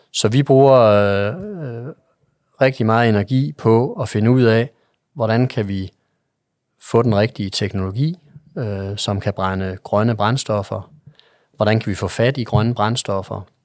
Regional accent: Jutland, Denmark; jeg er en jyde

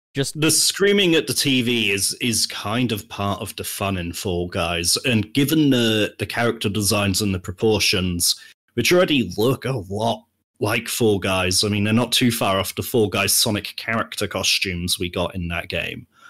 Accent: United Kingdom; I'm British

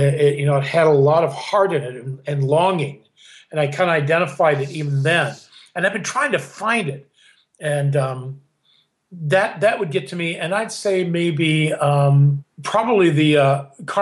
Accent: Kansas City, Kansas, United States; moved away; also born or lived in Northern California; I'm from Kansas City. That's where I was raised.

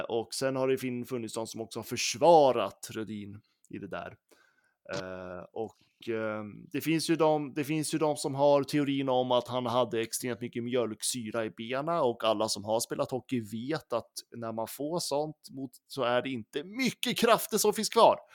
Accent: Gävle, Gävleborg County, Sweden; jag som är från Gävle

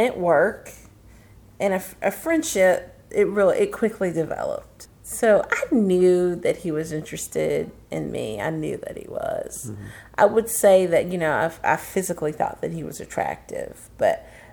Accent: United States; I grew up in that area, in the, you know, close to the crossroads, you know, Mississippi, mm-hmm. Memphis

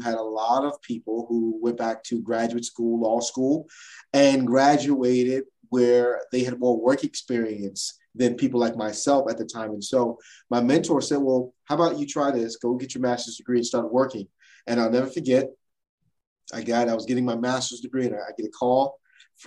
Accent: New Jersey, United States; I am from South New Jersey, the state of New Jersey from the United States. And I was born and raised in New Jersey

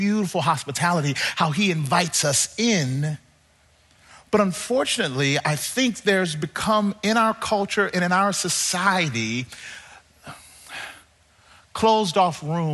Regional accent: Mississippi, United States; now in Southern California, United States; I live in Southern California now, but I grew up in Mississippi

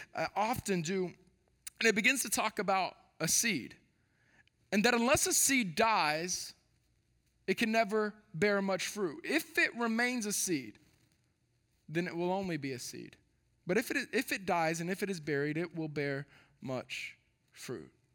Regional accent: Texas, United States; moved away as an adult; born and raised in Texas

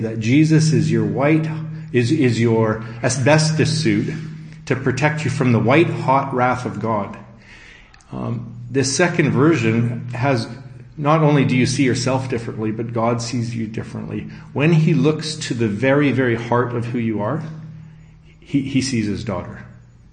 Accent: Abbotsford, British Columbia, Canada; I'm from Abbotsford, British Columbia, Canada, and I'm based there

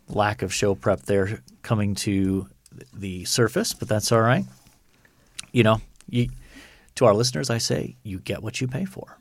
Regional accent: United States; all of us as American professors

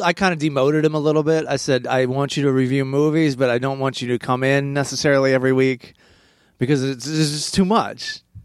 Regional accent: Maryland, United States; now in Los Angeles, United States; I grew up in Maryland

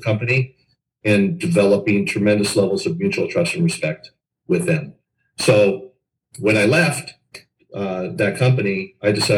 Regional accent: Los Angeles, California, United States; I grew up in Los Angeles

